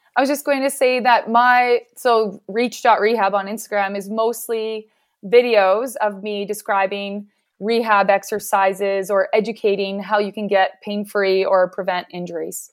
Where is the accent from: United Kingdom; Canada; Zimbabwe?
Canada; Regina, Saskatchewan; I am from Canada and I'm in Regina, Saskatchewan.